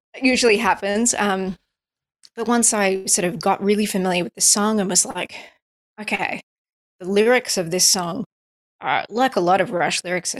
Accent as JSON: {"language": "English", "country": "United States", "said": "I'm an American artist"}